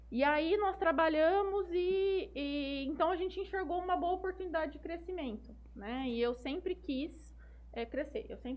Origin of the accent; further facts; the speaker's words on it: Jales, São Paulo, Brazil; nasci, nasci em São Paulo, na verdade, mas com dois anos eu vim para Jales.